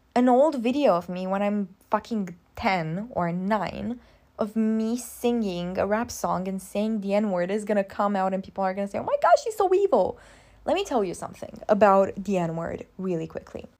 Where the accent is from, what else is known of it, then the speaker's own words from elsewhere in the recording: Romania; accent: Romanian; English is a second language; my Romanian accent